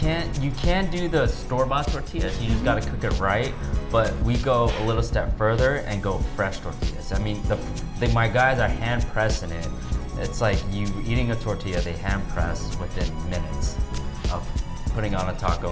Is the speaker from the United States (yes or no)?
yes; California, United States; moved away as an adult; also born or lived in San Francisco; now in Hawaii, United States; me and Reese are both Filipino, but we grew up in California